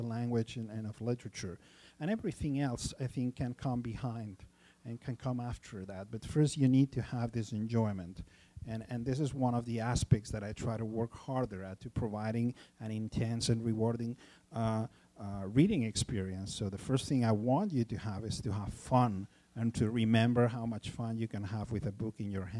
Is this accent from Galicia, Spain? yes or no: no; Barcelona, Catalonia, Spain; also born or lived in Los Angeles; in Barcelona, in my hometown